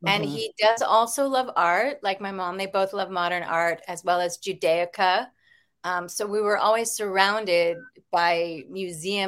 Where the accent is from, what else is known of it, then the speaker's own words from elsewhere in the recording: Connecticut, United States; also born or lived in Port Chester, New York / Rye, New York; I grew up in Connecticut, and I also in Port Chester and Rye.